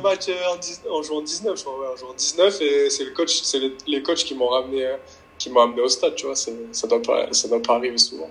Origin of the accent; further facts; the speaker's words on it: Nice, Provence-Alpes-Côte d'Azur, France; c'est Nice parce que je suis né à Nice